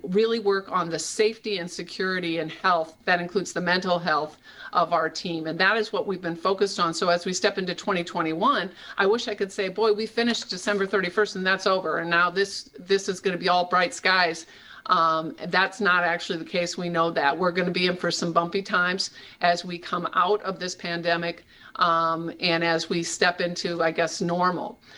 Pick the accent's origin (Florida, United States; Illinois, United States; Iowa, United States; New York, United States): Iowa, United States; I'm from Iowa. These were my towns that I've known for forever